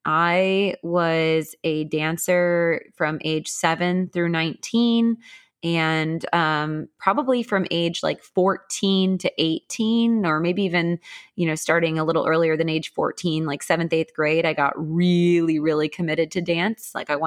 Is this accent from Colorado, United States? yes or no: no; Milwaukee, Wisconsin, United States; also born or lived in Naperville, Illinois; I remember the most dynamic move was from second to third grade. We moved from Naperville, Illinois to Milwaukee, Wisconsin.